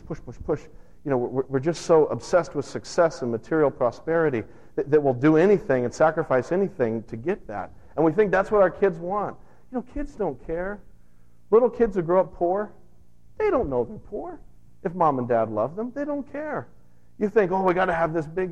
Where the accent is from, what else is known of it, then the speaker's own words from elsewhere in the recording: United States; I'm an American too